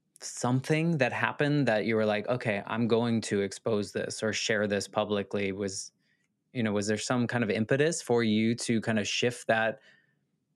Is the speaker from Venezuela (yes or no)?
no; United States; as an American